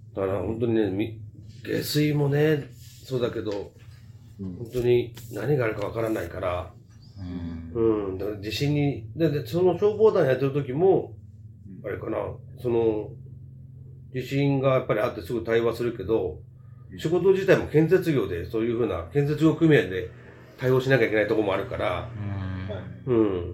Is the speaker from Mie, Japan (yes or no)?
no; Fuchu, Tokyo, Japan; also born or lived in Shinagawa, Tokyo; 府中は10歳の時に品川区から引っ越してきて、えー、36年目になります